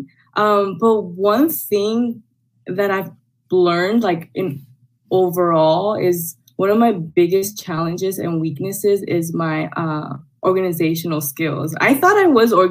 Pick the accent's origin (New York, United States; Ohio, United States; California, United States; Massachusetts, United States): California, United States; Los Angeles; I was born and raised in El Sereno